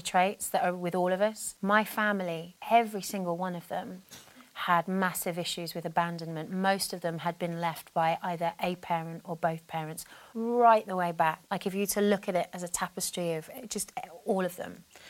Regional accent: Brighton, South East England, United Kingdom; I grew up in Brighton, I was born in Brighton in yeah. 1972

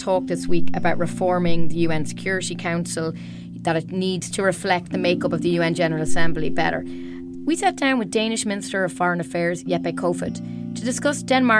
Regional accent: Ireland; I'm from Ireland myself

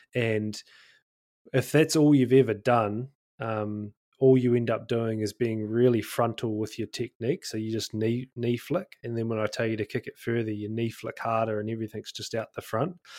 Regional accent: North Otago, New Zealand; North Otago, actually, my hometown

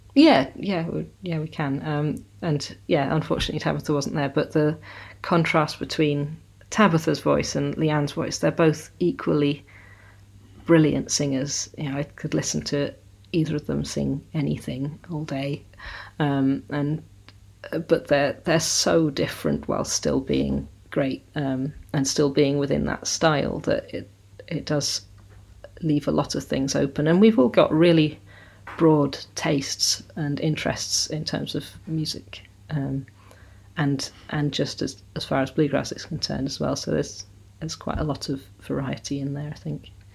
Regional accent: South Devon, South West England, United Kingdom; also born or lived in Sheffield; now in Somerset, United Kingdom; I was born in Sheffield, which is in South Yorkshire, and uh, grew up in South Devon. So, but living in Somerset now.

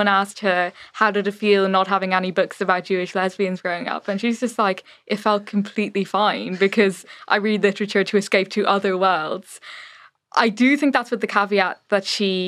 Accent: Ireland; moved away as an adult; also born or lived in London; now in Berlin, Germany; growing up in the Ireland that I did

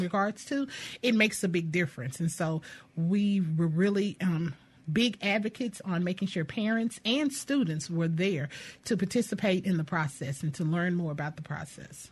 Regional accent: Louisiana, United States; now in Jackson, United States; I'm a I'm a native of Louisiana

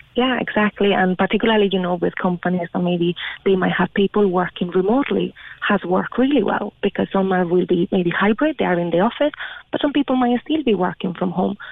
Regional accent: Spain; moved away as an adult; now in Ireland; I'm originally from Spain and I was in Ireland working

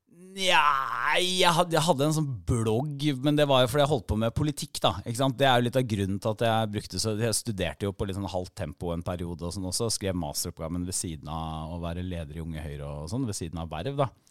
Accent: Porsgrunn, Telemark, Norway; moved away; Jeg er jo fra Porsgrunn

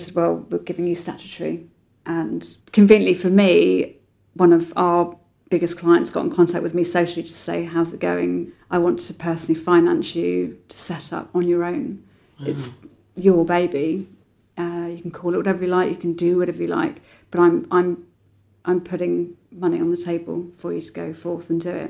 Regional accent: a sleepy town in North Devon, South West England, United Kingdom; I was brought up in Sleepy Town in North Devon by my dad

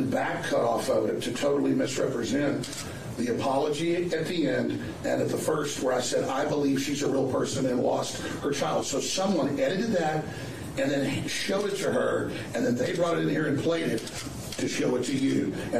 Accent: Rockwall, Texas, United States; also born or lived in Dallas, Texas; now in Austin, United States; I first was born in Dallas, then I grew up in a suburb of Dallas called Rockwell.

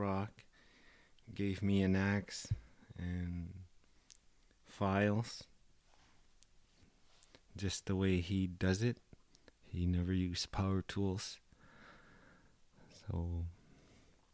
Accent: Cape Dorset, Nunavut, Canada; moved away as an adult; also born or lived in Yellowknife / Toronto; now in Ottawa, Canada; polar bears are all around Cape Dorset, so it was part of my hometown

